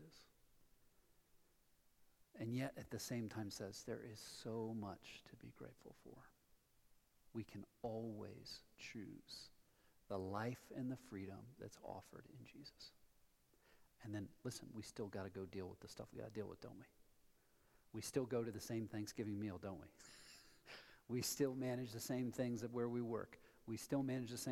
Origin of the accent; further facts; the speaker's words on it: Columbus, Ohio, United States; moved away as an adult; also born or lived in Colorado Front Range; now in Colorado, United States; I moved here from Columbus, Ohio, home of the Ohio State University